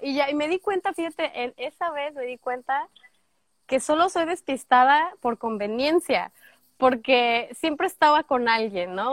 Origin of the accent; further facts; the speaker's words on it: Guadalajara, Jalisco, Mexico; moved away as an adult; also born or lived in Lagos de Moreno, Jalisco; now in United States; soy de Guadalajara, Tapatía, 50% Tapatía, 50% laguense, lagueña, alteña, no sé cómo se le diga, de los Altos de Jalisco por parte de mi mamá. Tengo ya en Estados Unidos, este junio sería nueve años ya